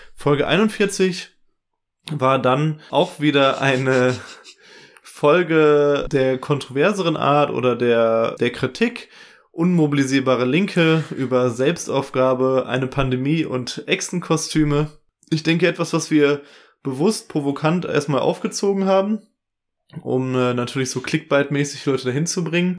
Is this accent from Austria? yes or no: no; West Germany, Germany; als Wessi